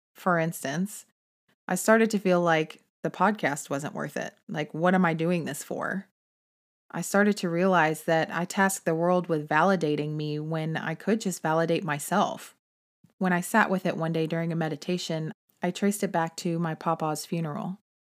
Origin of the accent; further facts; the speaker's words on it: Texas, United States; I'm from Texas, and I consider it to be more like family than a home state.